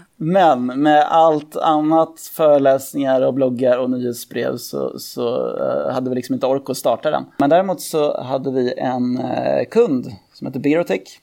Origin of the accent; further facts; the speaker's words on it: Täby, Stockholm County, Sweden; Jag är född och uppvuxen i, i Täby